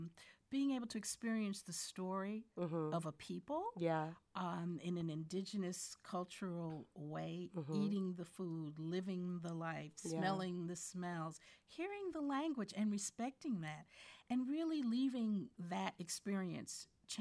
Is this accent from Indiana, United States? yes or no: no; Newark, New Jersey, United States; And then to leave Accra and remember that it is the sister city to my hometown of Newark, New Jersey.